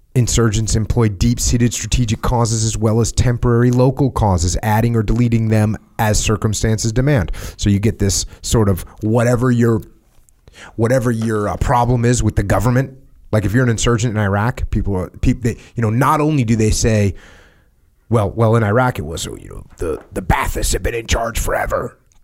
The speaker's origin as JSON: {"language": "English", "country": "United States", "said": "we're Americans"}